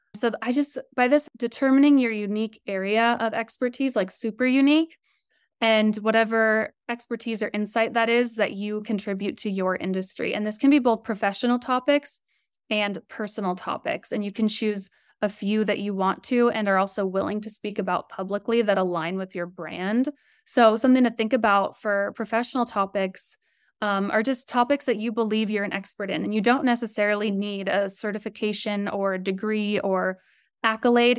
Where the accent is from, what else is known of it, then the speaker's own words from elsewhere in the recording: Colorado, United States; also born or lived in San Diego / Los Angeles; So I grew up in Colorado. I'm in Denver right now. Very shy girl from Colorado